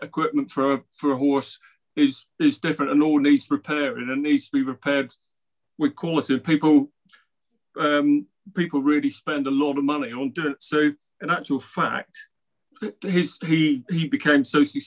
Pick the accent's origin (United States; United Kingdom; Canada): United Kingdom; Cornwall, South West England; my little village where I grew up in Cornwall